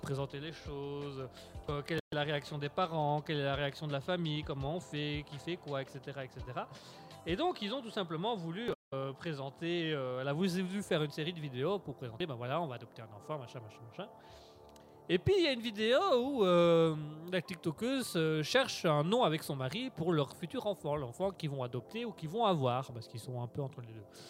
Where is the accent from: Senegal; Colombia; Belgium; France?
Belgium; nous sommes belges. On est belges